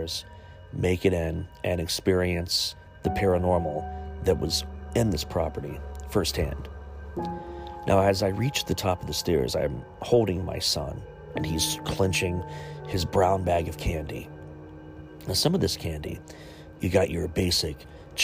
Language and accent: English; Chillicothe, Ohio, United States; my hometown of Chillicothe, Ohio, Ohio's first capital